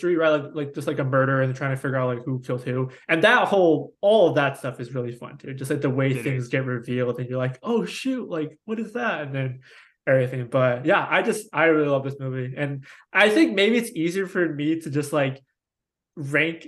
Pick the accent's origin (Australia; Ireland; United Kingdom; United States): United States; as an American